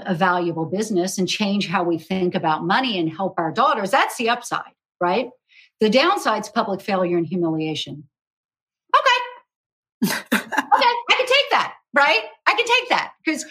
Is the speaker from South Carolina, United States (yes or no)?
yes; South Carolina, United States; when I was growing up in South Carolina